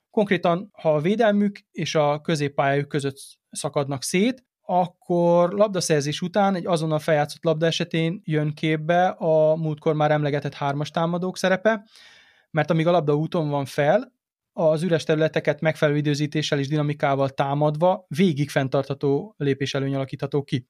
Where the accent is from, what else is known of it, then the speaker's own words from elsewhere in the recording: Serbia; gyerekkoromban Szerbiában